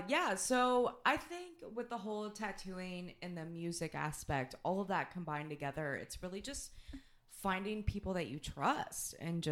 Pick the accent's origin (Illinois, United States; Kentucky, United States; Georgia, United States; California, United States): Kentucky, United States; We're from Southern